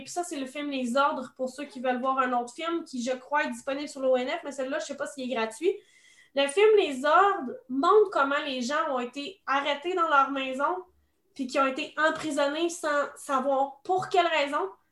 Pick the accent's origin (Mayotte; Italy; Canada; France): Canada; Quebec; en tant que Québécois